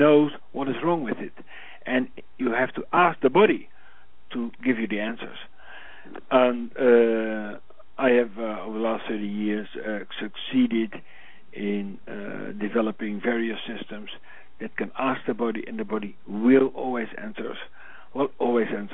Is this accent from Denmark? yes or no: no; Netherlands; born in the Netherlands on Christmas Day